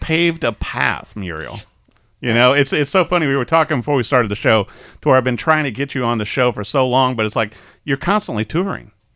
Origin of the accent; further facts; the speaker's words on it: Peoria, Illinois, United States; I was raised in Peoria